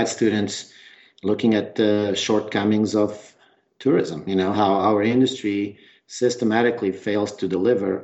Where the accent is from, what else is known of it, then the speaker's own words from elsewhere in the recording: Trás-os-Montes, northern Portugal, Portugal; accent: northern mountain accent; moved away as an adult; also born or lived in Lisbon; I'm from the north of Portugal. My home province is called Trás os Montes